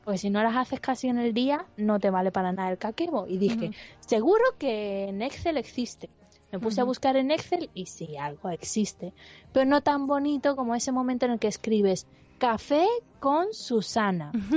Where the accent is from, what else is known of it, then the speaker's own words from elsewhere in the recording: Andalusia, Spain; yo soy andaluza y mi marido es vasco.